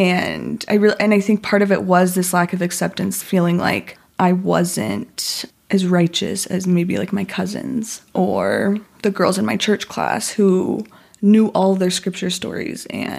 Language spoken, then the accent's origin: English; Spanish Fork, Utah, United States; born there; Yeah. So I was born in Spanish Fork.